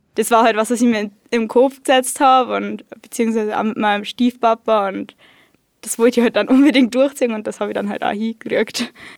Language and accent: German; Berchtesgaden, Bavaria, Germany; ich komme aus Berchtesgaden